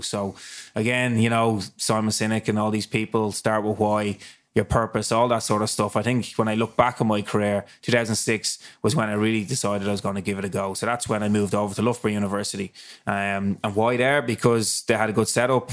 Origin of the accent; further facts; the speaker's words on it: Dublin, Leinster, Ireland; I was raised up in Ballintear, um, and my house literally is on, my parents' house is on Ludford Road